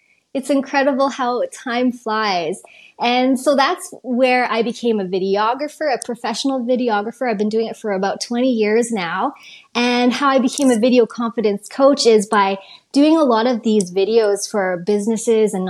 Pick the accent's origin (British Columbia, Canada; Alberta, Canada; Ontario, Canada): Alberta, Canada; Calgary; where I grew up in Calgary.